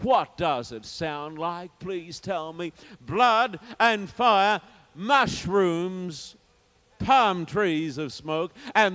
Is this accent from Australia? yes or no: yes; Sydney, New South Wales, Australia; when I was in my hometown of Sydney